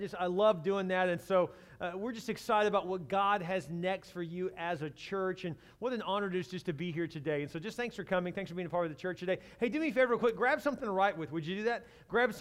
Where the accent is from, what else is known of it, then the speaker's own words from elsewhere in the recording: Texas, United States; I'm from Texas